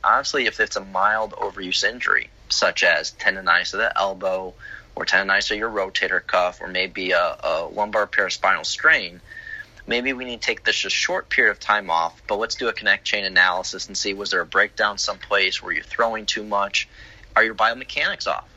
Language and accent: English; Chicago, Illinois, United States; now in Florida, United States; I grew up in Chicago